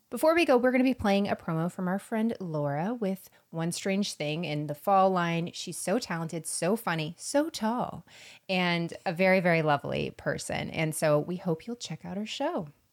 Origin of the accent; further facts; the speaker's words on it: Florida, United States; I'm from Florida